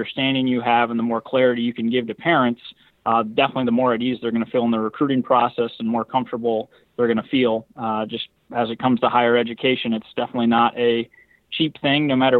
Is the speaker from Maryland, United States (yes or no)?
no; Belvidere, Illinois, United States; growing up in the Midwest, you know, grew up like an hour north of Chicago and in Belvedere, Illinois.